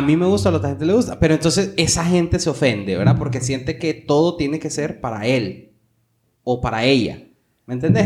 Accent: Honduras; aquí en Honduras

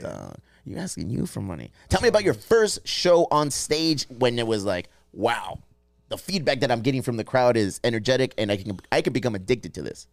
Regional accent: California, United States; We're from California

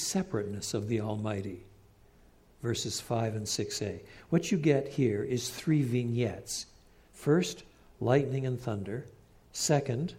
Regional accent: Canada; moved away; also born or lived in England; I was brought up in the St. Lawrence Valley in eastern Canada.

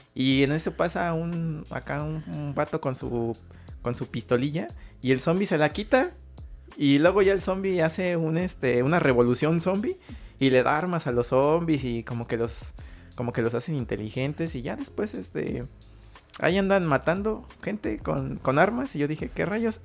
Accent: Mexico; nosotros como mexicanos

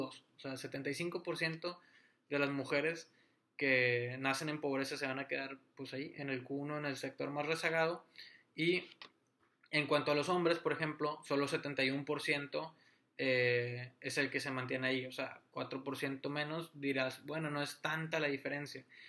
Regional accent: Monterrey, Nuevo León, Mexico; yo soy de, de Monterrey

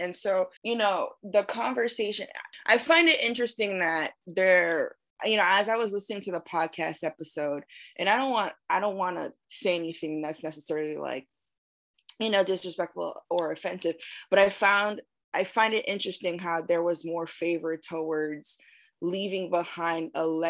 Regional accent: East Coast, United States; I was raised on the East Coast and I was raised in suburbia, you know what I mean?

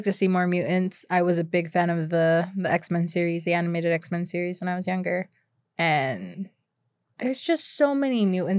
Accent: United States; I'm not 100% Mexican. I was born here in America.

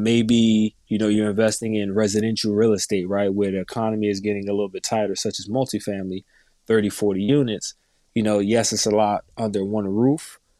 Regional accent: New Jersey, United States; For all the viewers that don't know me, I'm primarily born and raised in North New Jersey.

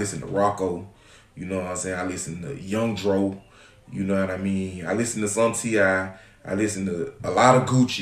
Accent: Augusta, Georgia, United States; now in Atlanta, United States; I'm not even originally from Atlanta. I'm from Augusta, Georgia. We moved up here in 1995

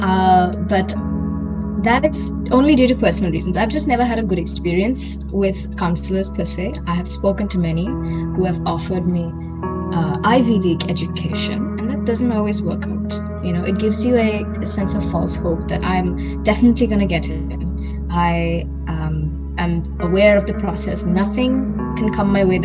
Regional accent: Kolkata, West Bengal, India; moved away as an adult; now in Munich, Germany; we're coming from Calcutta, we're coming from a very historically rich place

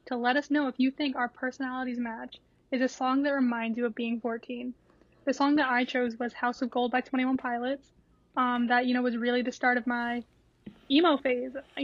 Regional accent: Rhode Island, United States; I'm from Rhode Island

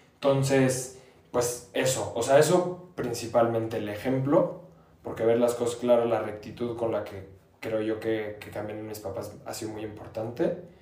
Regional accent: Querétaro, Mexico; aunque no nací en Querétaro, me considero queretano

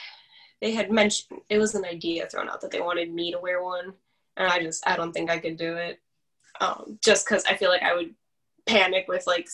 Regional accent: Chicago, Illinois, United States; I'm from Chicago

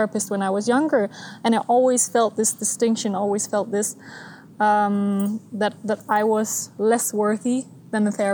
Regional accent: Denmark; moved away as an adult; now in Switzerland; I'm from Denmark. Mm-hmm. I was born and raised and all of that there

